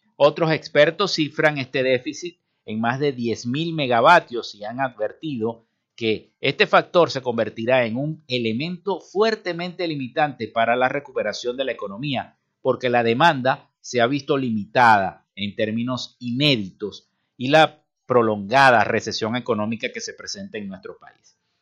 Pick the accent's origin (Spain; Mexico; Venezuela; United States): Venezuela; Así somos los venezolanos